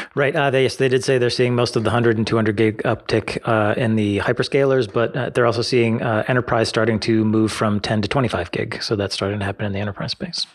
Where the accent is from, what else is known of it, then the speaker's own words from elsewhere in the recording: United States; as an American